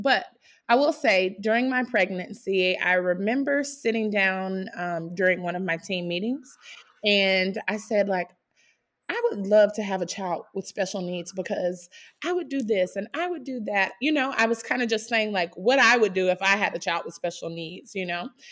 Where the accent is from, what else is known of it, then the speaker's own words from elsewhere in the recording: South Carolina, United States; now in Fishers, United States; I'm from South Carolina. My husband and I both are, but we live in Fishers, Indiana.